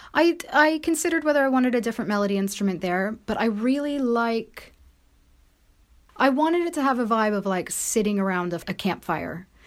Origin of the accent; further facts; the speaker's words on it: United States; moved away; I am American